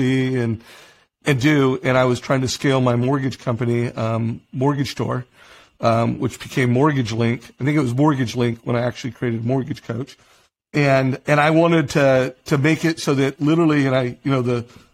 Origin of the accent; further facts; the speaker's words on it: Huntington Beach, California, United States; I grew up in Huntington Beach